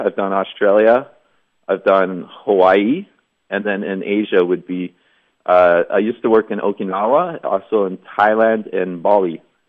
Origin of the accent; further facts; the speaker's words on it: Canada; now in Taiwan; I'm from Canada, and I work at Scubar on the beach. It's a dive shop slash restaurant in Fulong Beach.